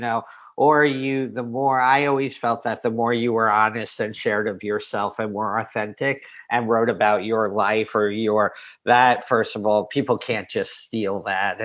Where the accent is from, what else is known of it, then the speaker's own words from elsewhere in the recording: New York, United States; I was fortunate enough to be born and raised in New York